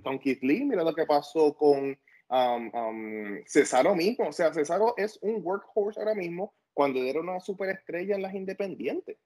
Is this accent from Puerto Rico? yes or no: yes; Ponce, Puerto Rico; yo soy de Ponce